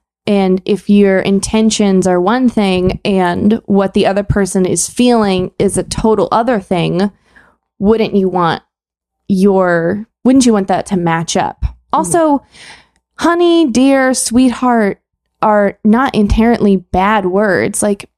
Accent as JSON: {"language": "English", "region": "Texas", "country": "United States", "said": "as a Texan, sir and ma'am are not impolite here."}